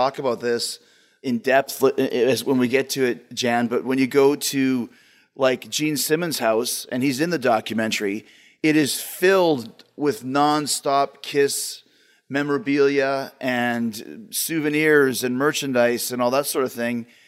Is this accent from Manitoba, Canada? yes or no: yes; Winnipeg, Manitoba, Canada; moved away; also born or lived in Calgary; I moved from Winnipeg to Calgary in 1990